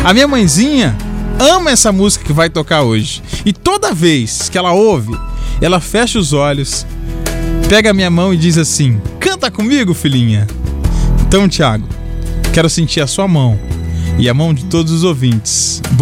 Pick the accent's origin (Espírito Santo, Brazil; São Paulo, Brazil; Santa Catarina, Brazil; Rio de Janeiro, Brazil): Espírito Santo, Brazil; Vitória; sou de Vitória, tenho 14 anos e 14 anos de muita experiência.